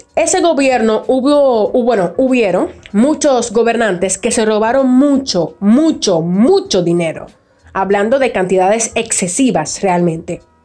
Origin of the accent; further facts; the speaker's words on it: Dominican Republic; nosotros los dominicanos